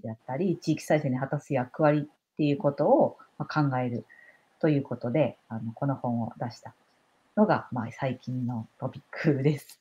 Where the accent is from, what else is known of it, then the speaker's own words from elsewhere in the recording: Hamada, Shimane, Japan; also born or lived in Osaka; 島根の浜田市と言って